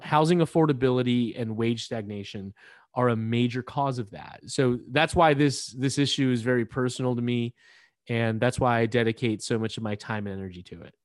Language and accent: English; California, United States; I came back to California to practice law